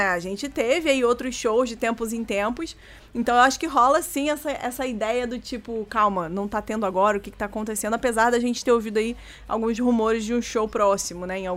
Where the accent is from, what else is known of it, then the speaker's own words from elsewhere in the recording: Brazil; E olha que eu sou brasileiro